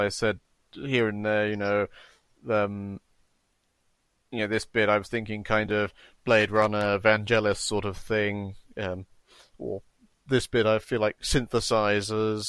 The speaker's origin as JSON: {"language": "English", "country": "Kenya", "tie": "born or raised there", "said": "I was born in Kenya"}